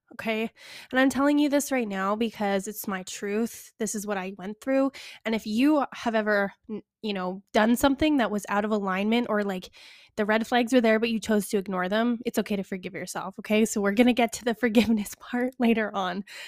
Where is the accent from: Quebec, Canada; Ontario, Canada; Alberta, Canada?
Alberta, Canada; Calgary; Calgary, which is, like, my hometown